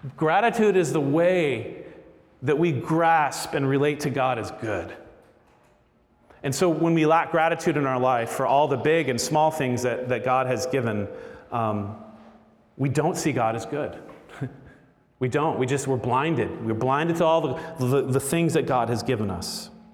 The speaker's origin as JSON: {"language": "English", "region": "Florida", "country": "United States", "tie": "born or raised there", "said": "I grew up in Florida eating gator tail"}